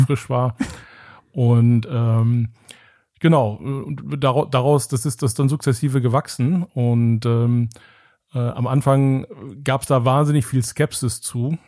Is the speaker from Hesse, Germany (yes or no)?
no; Engelskirchen, North Rhine-Westphalia, Germany; das ist das Engelskirchen, wo ich herkomme